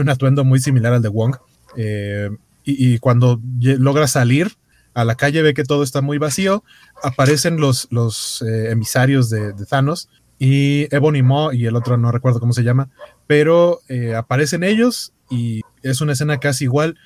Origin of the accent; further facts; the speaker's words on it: Mexico City, Mexico; los que somos de la Ciudad de México